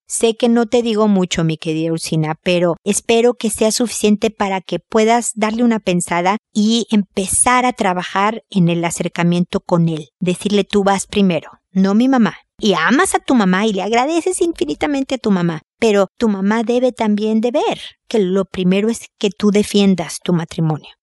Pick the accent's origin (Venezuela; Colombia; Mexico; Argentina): Mexico; now in Chile; soy mexicana